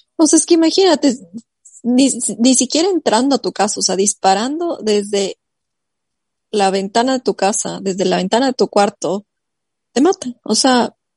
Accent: Ecuador; now in United States

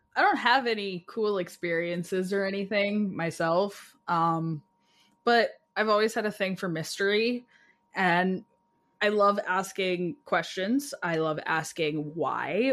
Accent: Alberta, Canada; moved away; I'm from Alberta originally

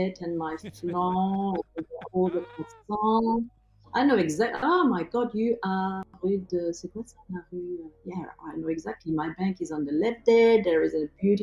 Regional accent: Normandy, France; moved away as an adult; now in Adelaide, Australia; I was born in Normandy, and I landed here.

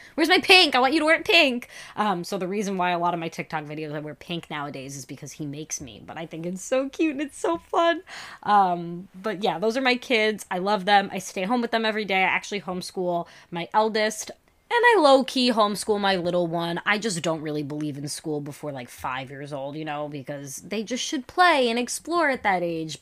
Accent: New York, United States; I'm a witch who works with Jesus, and I am from New York

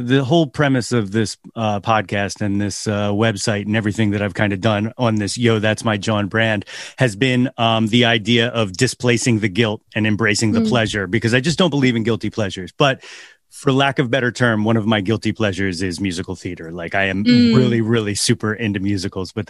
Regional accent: North Wales, Pennsylvania, United States; now in Ambler, United States; I'm currently in Ambler, PA. I grew up North Wales, always in the Philly burbs

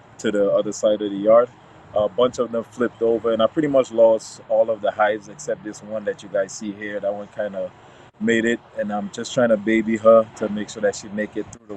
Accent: U.S. Virgin Islands; now in Florida, United States; I was raised in the Virgin Islands, St. Croix

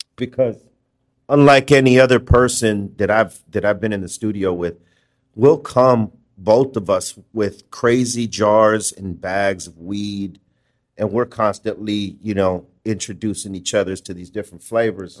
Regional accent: Los Angeles, California, United States; from L

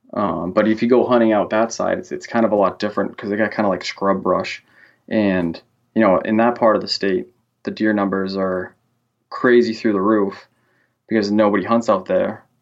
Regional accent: Central Massachusetts, United States; I'm from Central Massachusetts, and I'm a correctional officer for the state

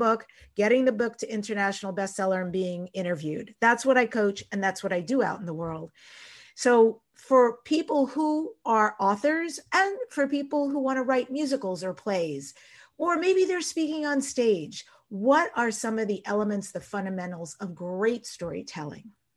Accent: Long Island, New York, United States; I grew up on Long Island in New York

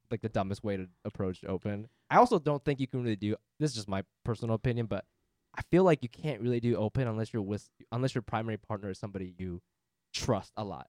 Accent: Japan; now in United States; Japan, where I'm from

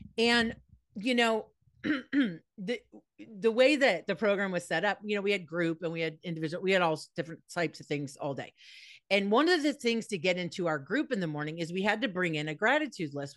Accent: Los Angeles, California, United States; also born or lived in East Coast; I was born in Encino, California, so I am a Valley girl through and through

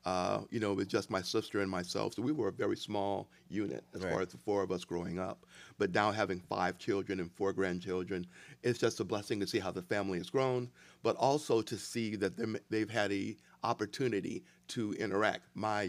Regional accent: East St. Louis, Illinois, United States; also born or lived in Denver, United States; now in Aurora, United States; I'm initially from Denver, Colorado, born in Denver, Colorado. My dad was in the military, so we did a lot of traveling over the years. Primarily grew up in the St. Louis and East St. Louis area, but I've been in Aurora now for 30 years.

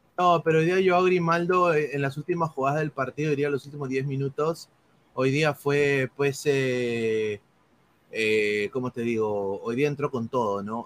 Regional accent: Peru; nosotros somos peruanos

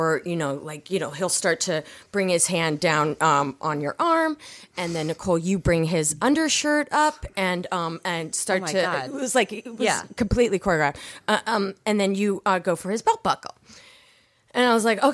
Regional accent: Seattle, Washington, United States; also born or lived in Chicago / Issaquah, Washington; I'm from Seattle

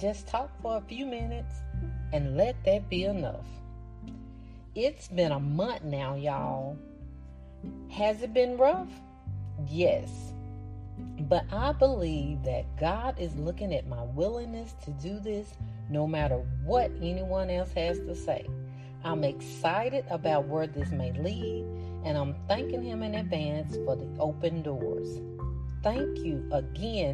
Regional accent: Arkansas, United States; accent: thick southern; Arkansas, my home state

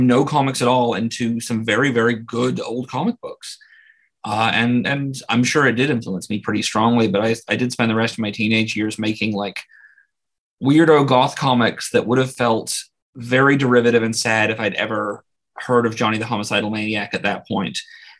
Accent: New Zealand; I was born and raised there, lived there for 30 miserable years.

